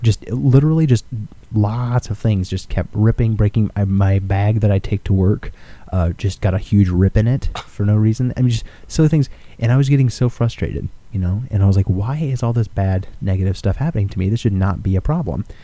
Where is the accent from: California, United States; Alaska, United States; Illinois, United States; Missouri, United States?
Alaska, United States; I am from Alaska